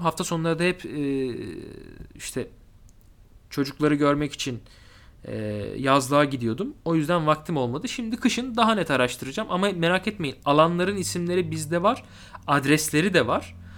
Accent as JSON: {"language": "Turkish", "region": "Mersin", "country": "Turkey", "said": "ben Mersinli biri olarak"}